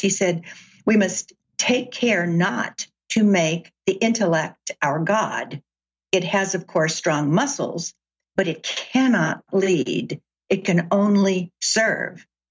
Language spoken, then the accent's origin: English; Chattanooga, Tennessee, United States; now in Seattle, United States; I grew up in Chattanooga, Tennessee.